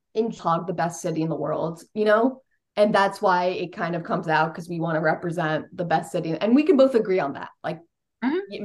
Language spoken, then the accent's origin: English; Westchester, New York, United States; I grew up in Westchester, New York, which is the first suburb up there in New York